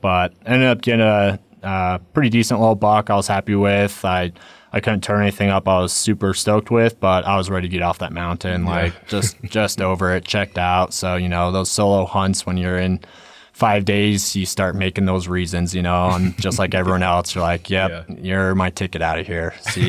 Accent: Silverthorne, Colorado, United States; I grew up in Silverthorne, Colorado, so did a second season mule deer hunt up there.

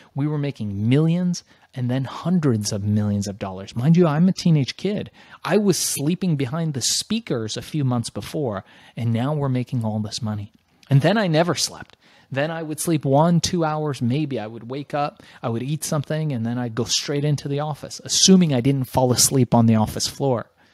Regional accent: Los Angeles, California, United States; also born or lived in Iran / Germany; we migrated to the United States by way of Germany, landed in Los Angeles

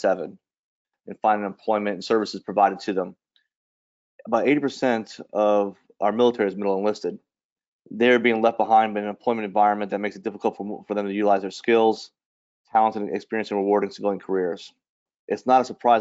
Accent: New Orleans, Louisiana, United States; moved away as an adult; I grew up in New Orleans and joined the service in 1991

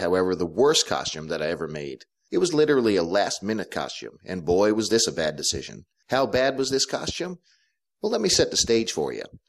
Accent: Clarenville, Newfoundland and Labrador, Canada; I grew up in a small town called Clarenville in Atlantic Canada, on an island called Newfoundland

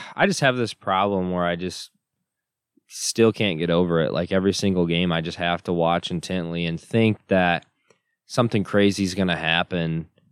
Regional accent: Michigan, United States; moved away; growing up in Michigan, I got a lot of Michigan State buddies

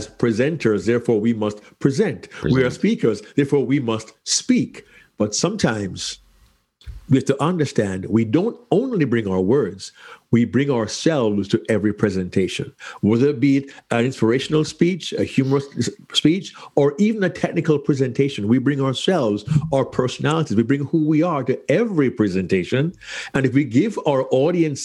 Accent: Kingston, Jamaica; moved away; As a small child growing up in Kingston, Jamaica

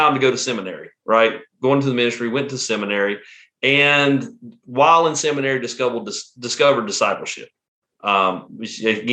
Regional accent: Western North Carolina, United States; accent: Southern; I'm from, if you can tell from my accent, I'm from the South. I'm from Western North Carolina. Grew up in Western North Carolina

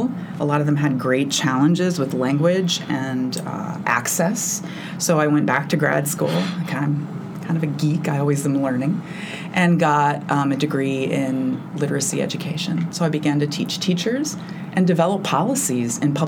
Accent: Tulsa, Oklahoma, United States; also born or lived in East Coast; now in Bloomington, United States; I moved here from the East Coast, but I grew up in Tulsa, Oklahoma.

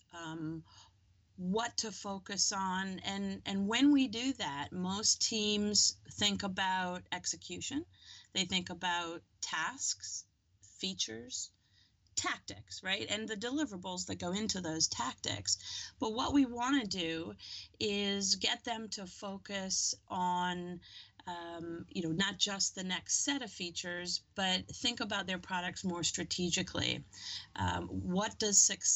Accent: New Zealand; moved away; I grew up in New Zealand

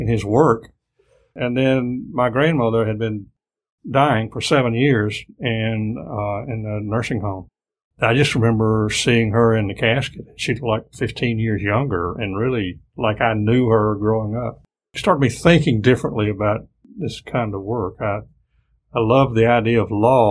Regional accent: Greensboro, North Carolina, United States; I grew up in Greensboro and went to Lindley Elementary School, Kaiser Middle School, and Grimsley High School

